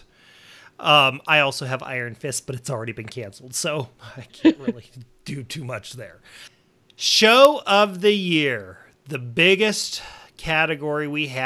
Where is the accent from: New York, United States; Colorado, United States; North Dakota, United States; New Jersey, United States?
North Dakota, United States; Montana, Wyoming; growing up in North Dakota, Montana, Wyoming